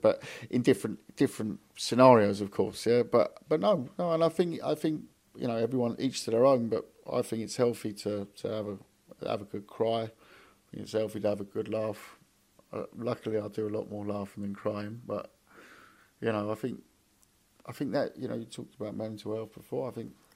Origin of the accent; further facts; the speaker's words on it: London, United Kingdom; moved away; also born or lived in Hamburg; I now live in London. My son lives in Hamburg. I moved to London 2 years ago now. Back to London. I'm from London.